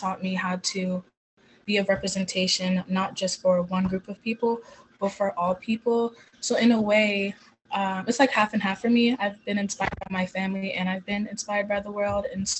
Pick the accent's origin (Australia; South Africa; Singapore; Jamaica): Jamaica; now in United States; I moved here from Jamaica, where the country is more like on the reserve side and conservative and strong in their religion, which has taught me the value of faith and family.